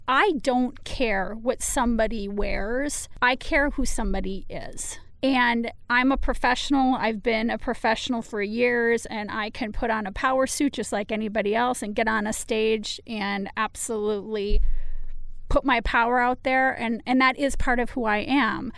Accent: United States; just because I live in the United States that I don't take great pride in being an American

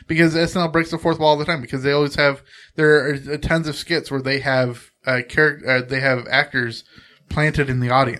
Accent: Central Coast of California, United States; very close to where I grew up on the Central Coast of California

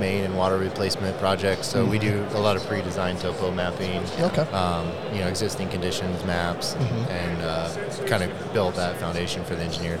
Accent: Washington, United States; moved away; I'm actually originally from Washington State.

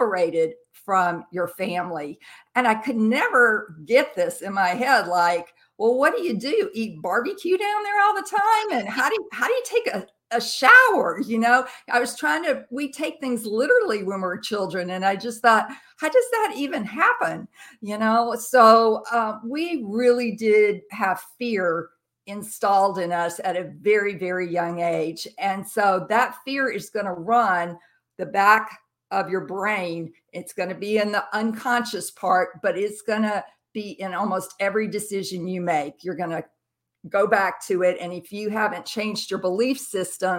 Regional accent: Jackson, Mississippi, United States; also born or lived in Camp Lejeune, North Carolina; now in New Bern, United States; I grew up in Jackson, Mississippi

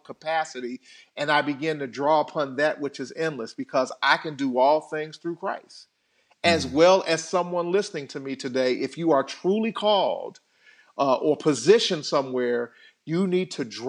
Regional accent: Chicago, Illinois, United States; I was bullied as a kid growing up on the South Side of Chicago. Had my lunch money taken from me going back and forth home from school.

